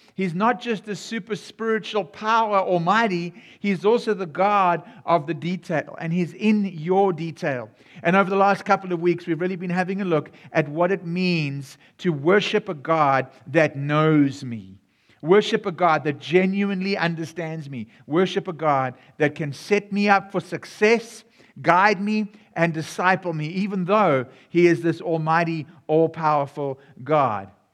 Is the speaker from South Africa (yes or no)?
yes; South Africa; now in United States; Yes, my voice sounds a bit different. My, I, I come from South Africa, even though I'm serving here in America.